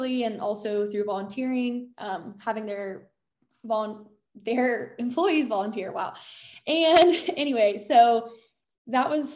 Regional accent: Texas, United States; moved away as an adult; now in Washington, D.C., United States; I'm from Texas originally, went to Texas A&M.

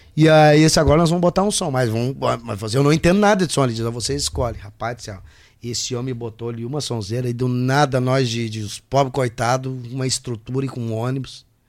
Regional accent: Rio Grande do Sul, Brazil; eu sou gaúcho

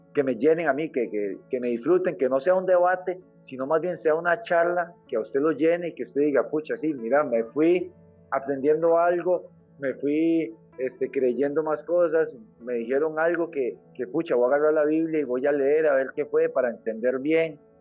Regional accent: San José, Costa Rica; yo soy de Pavas, soy, para nadie es un secreto que es un barrio marginal

